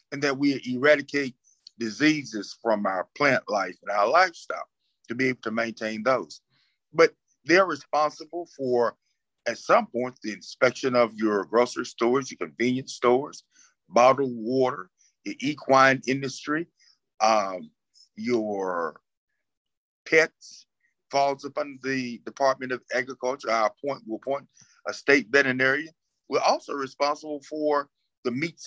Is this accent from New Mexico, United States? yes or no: no; South Georgia, United States; I grew up in farms in South Georgia